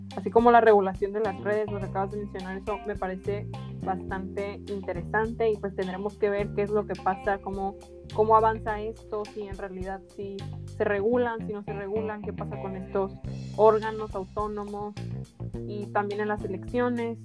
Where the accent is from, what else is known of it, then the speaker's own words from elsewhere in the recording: Mexico; como mexicanos